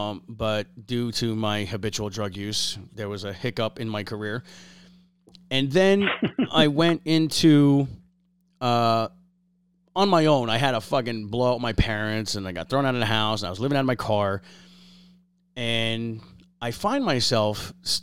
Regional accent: Harveys Lake, Pennsylvania, United States; also born or lived in Oklahoma / Iraq; I grew up in Pennsylvania. I live in Pennsylvania

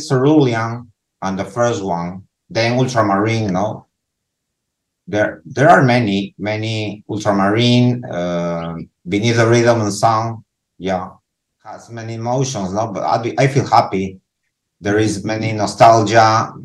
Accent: Lima, Peru; English is a second language; I'm from Peru, from Lima, Peru.

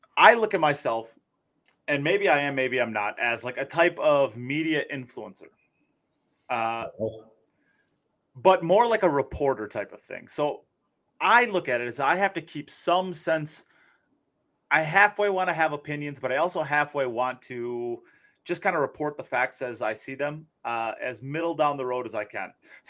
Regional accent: United States; I'm an American.

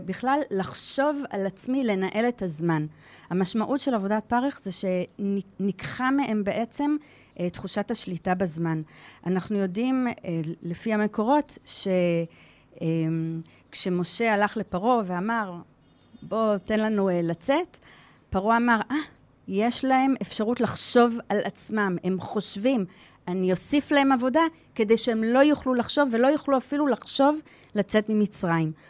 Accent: Givatayim, Tel Aviv District, Israel; moved away as an adult; also born or lived in Modiin; now in Shlomi, Israel; אני גדלתי בגבעתיים, ואני מהוותיקים של מודיעין, 21 שנה במודיעין

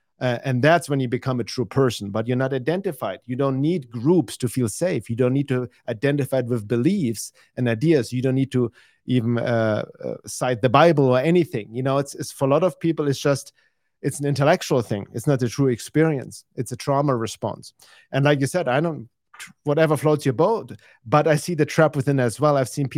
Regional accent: Germany; I'm from Europe.

